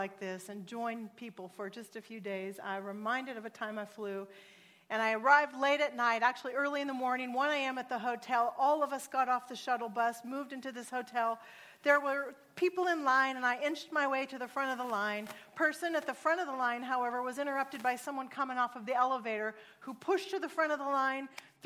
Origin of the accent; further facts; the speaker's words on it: Oregon, United States; now in California, United States; I'm actually from Oregon, and I'm a missionary to California